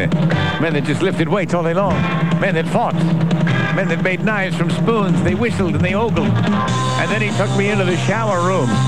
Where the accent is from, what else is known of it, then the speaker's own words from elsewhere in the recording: Bronx, New York, United States; oh, sure, we did a little graffiti back when I was growing up in the Bronx